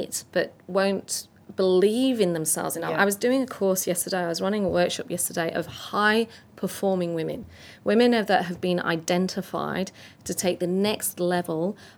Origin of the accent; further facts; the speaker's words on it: north of England, United Kingdom; I'm English and north of English and a woman in this space